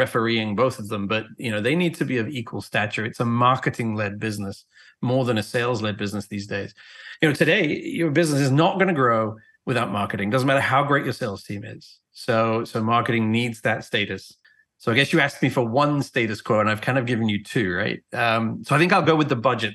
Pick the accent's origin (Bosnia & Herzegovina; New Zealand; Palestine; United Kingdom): United Kingdom; England; moved away as an adult; now in United States; I was born and raised in England, traveled around the world. I've been in the US since 2001